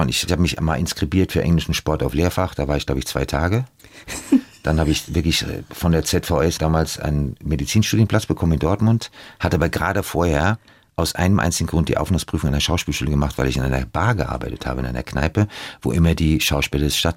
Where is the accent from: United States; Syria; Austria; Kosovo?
United States; also born or lived in Germany; Geprägt haben mich meine Kindheit in den USA, die schockierenden Bilder aus meinen eigenen Reportagen und die Zusammenarbeit mit großartigen Stars. Ich setze mich für die Zukunft ein und will andere wachrütteln, denn ich denke doch, dass wir Deutschen leider ein Volk sind von Angsthasen